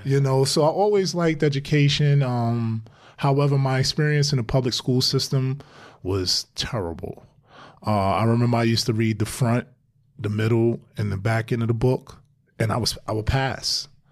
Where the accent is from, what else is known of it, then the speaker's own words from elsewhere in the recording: New York City, New York, United States; growing up in Brownsville